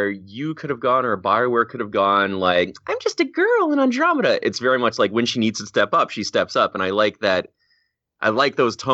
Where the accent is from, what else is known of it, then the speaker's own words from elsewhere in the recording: Canada; We're Canadian guys